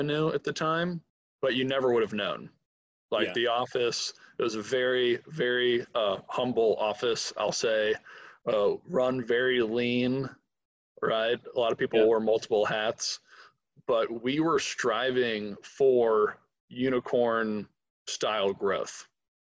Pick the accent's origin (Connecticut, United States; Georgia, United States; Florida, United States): Georgia, United States; Atlanta; I'm from Atlanta, when I moved back, all my friends had moved out